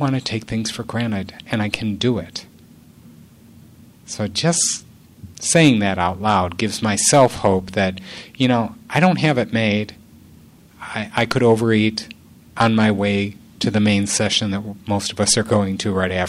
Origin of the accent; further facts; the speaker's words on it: Illinois, United States; I'm from Illinois